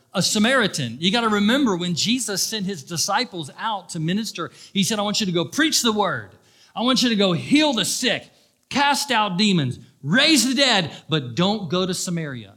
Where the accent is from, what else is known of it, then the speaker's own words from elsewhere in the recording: Daytona Beach, Florida, United States; I grew up in Daytona Beach.